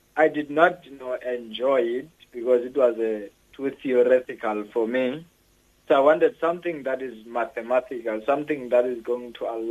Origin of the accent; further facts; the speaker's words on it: Eastern Cape, South Africa; I was born here in South Africa in the Eastern Cape in a rural area called Pendane, just after apartheid. So I come from in a rural area called Seku. So I did my schooling phases there